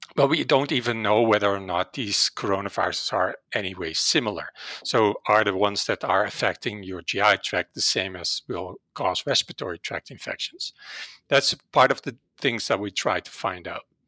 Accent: Netherlands; English is a second language; moved away as an adult; now in Calgary, Canada; originally, I'm from the Netherlands, and that's probably where my accent comes

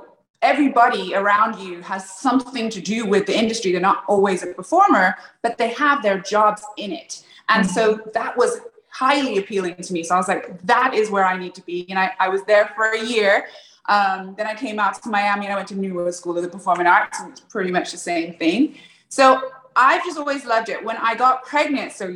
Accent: England, United Kingdom; moved away; I grew up in England

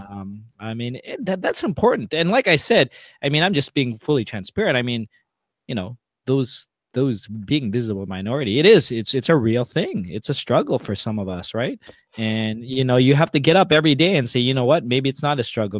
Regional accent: Mississauga, Ontario, Canada; also born or lived in Toronto; I grew up west of Toronto in Mississauga

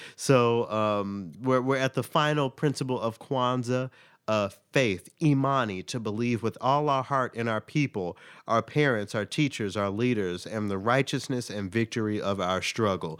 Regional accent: Tennessee, United States; my home state of Tennessee

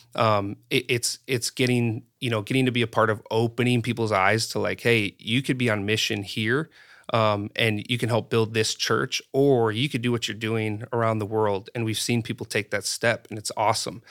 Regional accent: North Dakota, United States; moved away; growing up in North Dakota

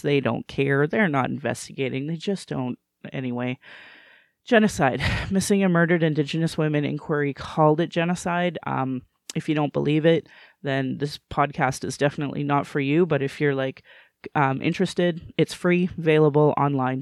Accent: Alberta, Canada; also born or lived in Calgary; I was born and raised in Alberta

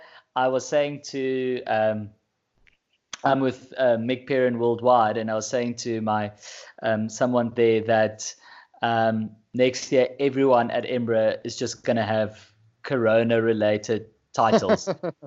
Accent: South Africa; first language Afrikaans; English is a second language; My first one was in Afrikaans, which is my mother tongue.

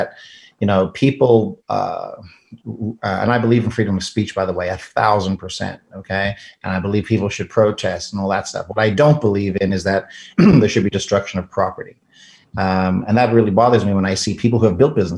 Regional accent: South Africa; now in United States; I'm an immigrant from South Africa.

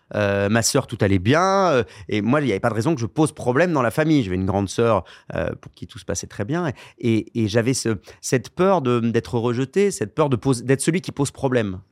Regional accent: Bordeaux, Nouvelle-Aquitaine, France; j'étais originaire de Bordeaux

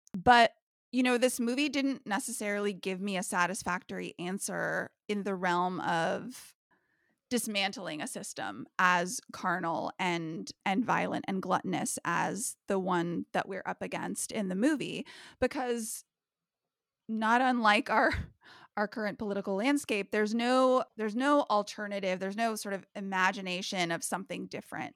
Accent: United States; living in twenty twenty-one as an American

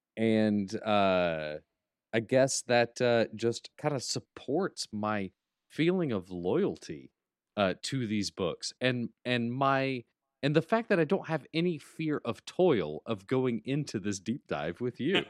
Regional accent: Alabama, United States; now in Atlanta, United States; I'm from Alabama. Roll Tide. I miss being home.

